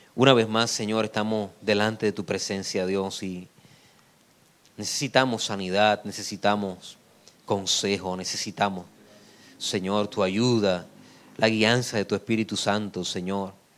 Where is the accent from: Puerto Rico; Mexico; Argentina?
Puerto Rico; en mi país